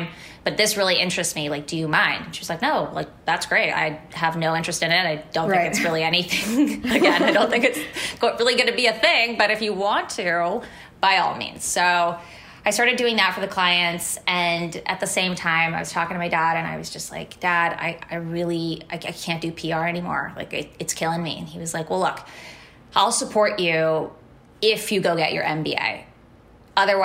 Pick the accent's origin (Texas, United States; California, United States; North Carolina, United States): California, United States; Menlo Park; also born or lived in San Francisco; I grew up in Menlo Park, which was very different than the Menlo Park that it is today